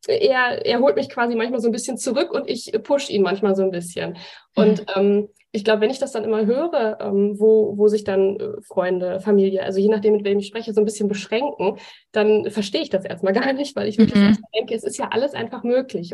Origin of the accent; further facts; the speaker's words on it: Bochum, North Rhine-Westphalia, Germany; Ich komme ja aus Bochum, wohne jetzt in einem Ort weiter